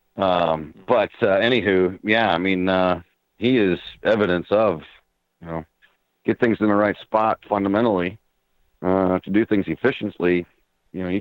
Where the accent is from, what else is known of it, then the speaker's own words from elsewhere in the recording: Erie, Pennsylvania, United States; my hometown